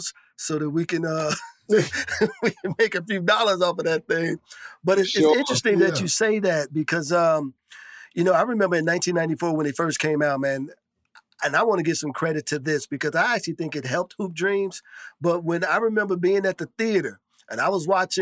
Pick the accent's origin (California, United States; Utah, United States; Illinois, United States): Illinois, United States; Chicago; I'm from Cabrini.